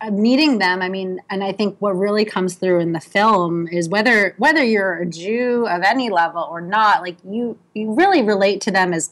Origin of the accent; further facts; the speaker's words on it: outside of Philadelphia, Pennsylvania, United States; moved away as an adult; also born or lived in Medford, Massachusetts / Brooklyn, New York; now in New York, United States; I grew up outside of Philadelphia